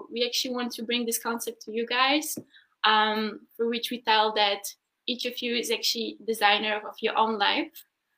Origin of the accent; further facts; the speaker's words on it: Berlin, Germany; Oh, I'm from Berlin.